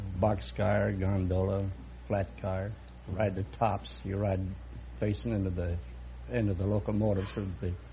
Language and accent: English; Wisconsin, United States; Berwyn, Wisconsin. Ringling Brothers Home.